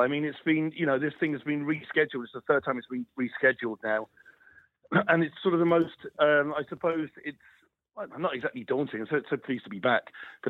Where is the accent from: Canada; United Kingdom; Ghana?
United Kingdom; Plymouth, South West England; where I was growing up in Plymouth.